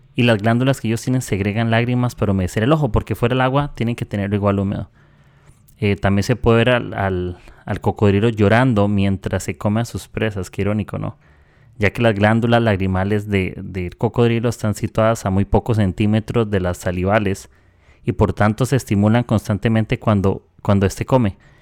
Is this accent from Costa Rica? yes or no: yes; Costa Rica; soy de Costa Rica